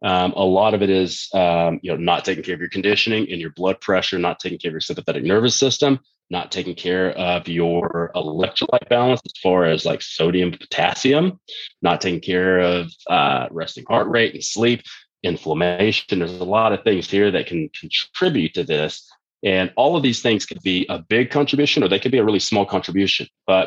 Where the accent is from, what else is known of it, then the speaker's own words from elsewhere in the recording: Texas, United States; when I was growing up in Texas, it was really common, like it is in most countries